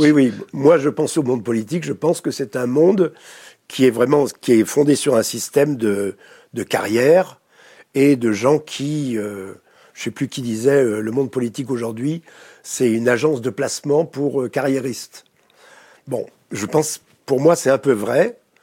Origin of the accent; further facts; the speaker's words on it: France; accent: French; je travaille aux États-Unis, euh, dans des pays anglo-saxons, mais j'ai toujours un mauvais accent français